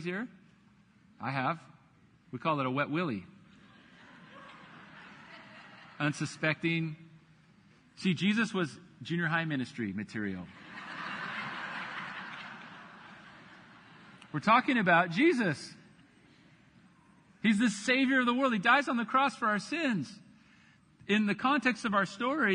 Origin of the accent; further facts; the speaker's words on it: Buena Park, California, United States; I grew up in Buena Park, about 15 miles from Huntington Beach